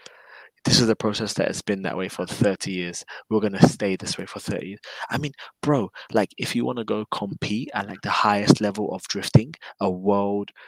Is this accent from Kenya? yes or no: no; London, United Kingdom; moved away as an adult; now in Japan; I was born and raised in London